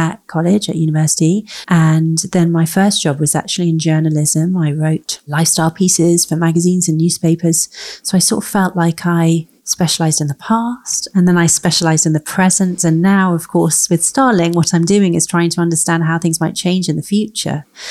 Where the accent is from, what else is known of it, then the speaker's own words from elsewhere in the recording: London, United Kingdom; I grew up in London